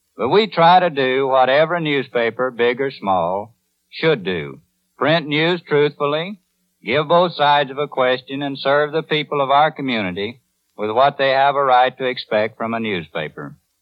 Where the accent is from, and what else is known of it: Van Buren, Arkansas, United States; born or raised there